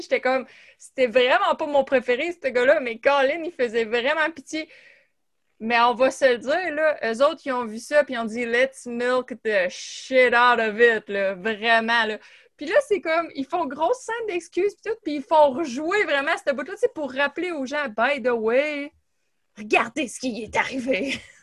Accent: Gatineau, Quebec, Canada; on vient de Gatineau puis du même coin

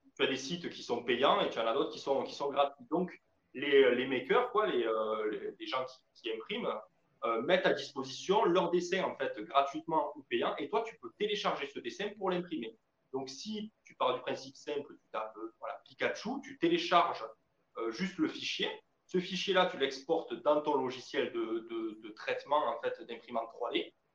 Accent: France; chez nous en France

